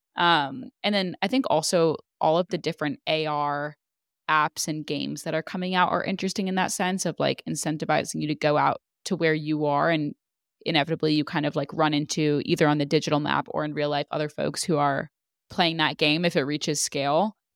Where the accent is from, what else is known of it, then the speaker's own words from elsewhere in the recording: California, United States; we're the same age, we're both from California.